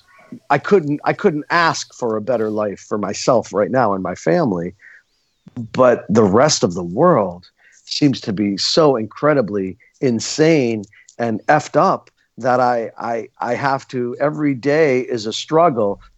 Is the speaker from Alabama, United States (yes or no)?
no; Scranton, Pennsylvania, United States; When I was a teenager growing up in Scranton, Pennsylvania